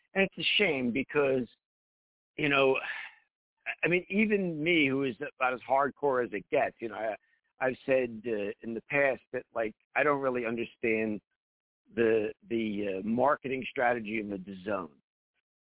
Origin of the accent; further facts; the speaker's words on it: Philadelphia, Pennsylvania, United States; I'm from Philadelphia, which is a boxing town